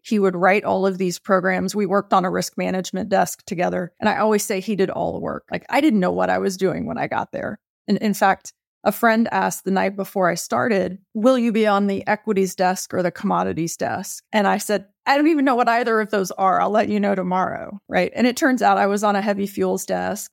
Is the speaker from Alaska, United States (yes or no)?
no; Texas, United States; I grew up in Texas.